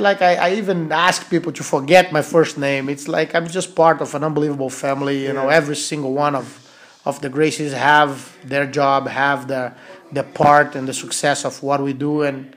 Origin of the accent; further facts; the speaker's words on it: Rio de Janeiro, Brazil; English is a second language; now in New York City, United States; I'm from Brazil, Rio de Janeiro, Brazil, and now I live in New York City.